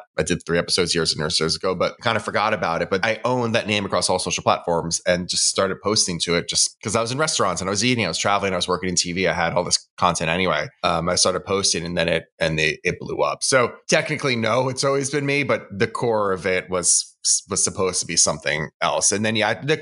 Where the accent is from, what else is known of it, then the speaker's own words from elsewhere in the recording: Westchester, New York, United States; now in Brooklyn, United States; I grew up in Westchester